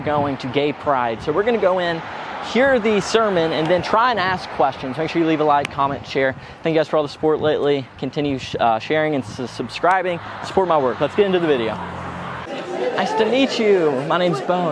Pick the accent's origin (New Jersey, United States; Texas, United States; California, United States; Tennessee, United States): Tennessee, United States; Cookeville; we're at a gay church in my hometown, Cookville, Tennessee